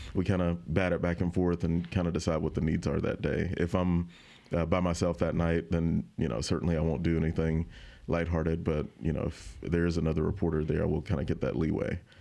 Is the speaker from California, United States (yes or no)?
no; Autauga County, Alabama, United States; moved away as an adult; now in Baton Rouge, United States; I grew up in Otago County.